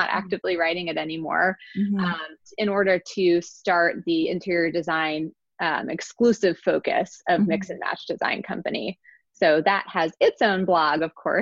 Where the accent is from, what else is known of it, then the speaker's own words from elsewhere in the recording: Virginia, United States; moved away as an adult; now in Philadelphia, United States; Grew up in Virginia